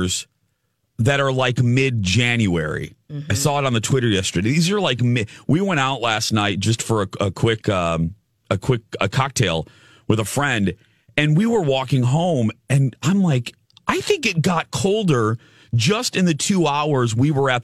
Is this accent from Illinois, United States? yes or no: yes; Chicago, Illinois, United States; moved away; I grew up in Chicagoland area